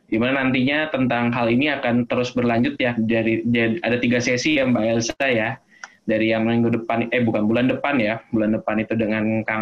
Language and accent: Indonesian; Jakarta, Indonesia; also born or lived in Yogyakarta; Jadi sebelumnya saya selama 9 tahun berada di Jogja, tapi memang aslinya dari Jakarta, lahir dan besar di Jakarta.